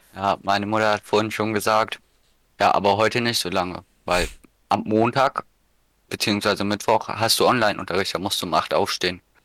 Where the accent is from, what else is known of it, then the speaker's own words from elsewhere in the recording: Schleswig-Holstein, Germany; hier bei uns in Schleswig-Holstein